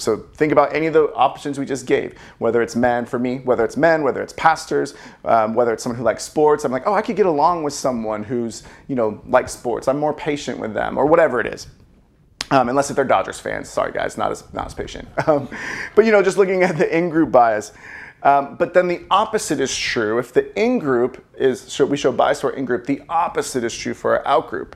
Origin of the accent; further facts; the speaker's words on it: California, United States; I was born in California